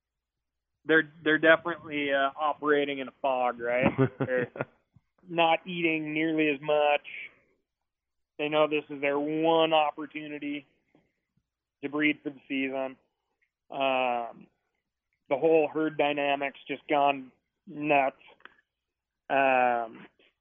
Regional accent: Montana, United States; growing up in Montana

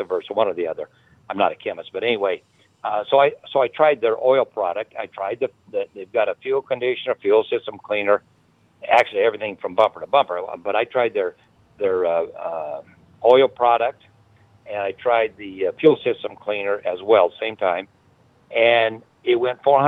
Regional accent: Lincoln, Nebraska, United States; my hometown, Lincoln, Nebraska

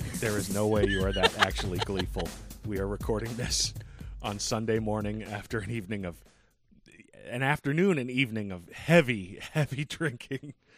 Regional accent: Boston, Massachusetts, United States; we're from Boston

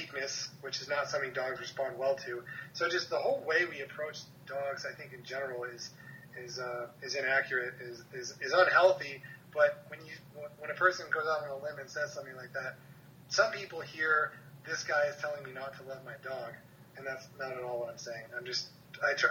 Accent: Hermosa Beach, California, United States; I'm from Hermosa Beach, it's a very small city, so we had a very competitive baseball team

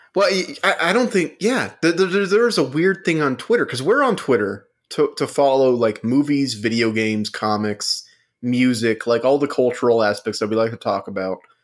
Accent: United States; we're American

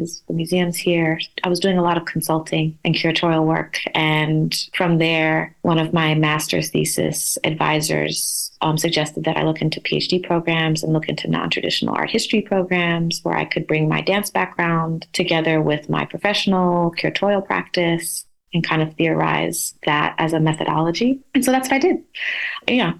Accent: Oklahoma, United States; moved away as an adult; also born or lived in New York; growing up in Oklahoma

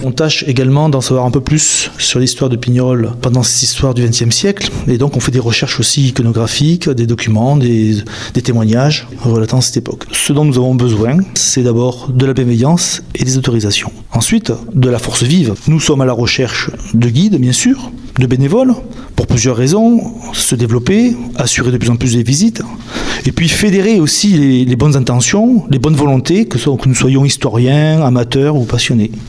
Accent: Toulouse, Occitania, France; now in Angers, France; J'ai quitté ma ville natale pour arriver à Angers

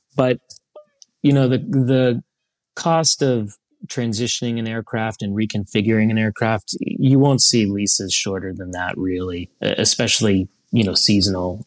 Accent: Columbus, Ohio, United States; moved away as an adult; also born or lived in Europe; I grew up in Columbus, Ohio, right near, uh, a General Aviation Airport, Don Scott

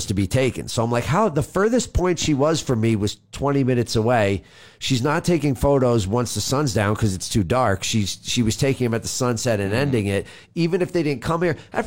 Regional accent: New York, United States

